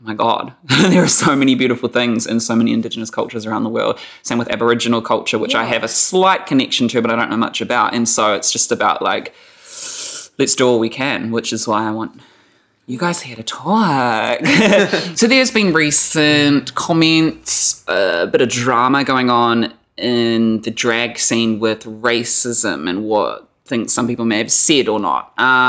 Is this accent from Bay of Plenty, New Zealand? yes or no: yes; Whakatane, Bay of Plenty, New Zealand; also born or lived in Gisborne, New Zealand; a white person who was born in New Zealand, growing up in New Zealand. I was very lucky that I was born and raised in Gisborne. And then at the age of 8, I moved to Whakatane.